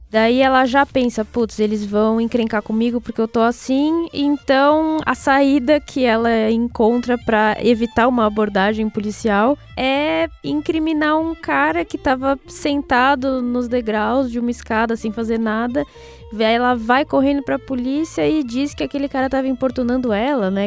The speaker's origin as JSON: {"language": "Portuguese", "country": "Brazil", "moved": "yes", "said": "quando eu saí do Brasil, eu não era mais amarela, eu era uma brasileira"}